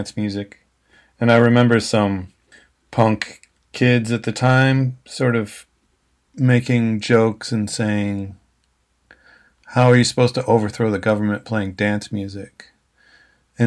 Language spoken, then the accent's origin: English; Detroit, Michigan, United States; now in Melbourne, Australia; I'm originally from Detroit